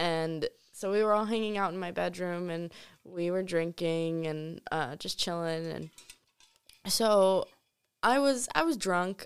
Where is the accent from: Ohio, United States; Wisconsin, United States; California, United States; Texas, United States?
Wisconsin, United States; moved away as an adult; also born or lived in Myrtle Beach, South Carolina; we grew up in Wisconsin, so I'm used to the cold.